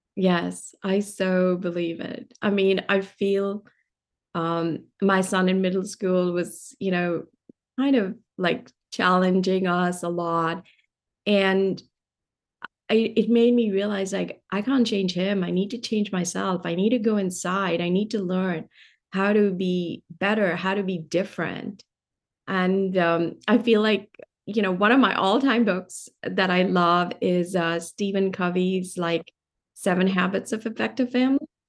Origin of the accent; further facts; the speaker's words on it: Delhi, India; moved away; I grew up in India. I grew up in Delhi.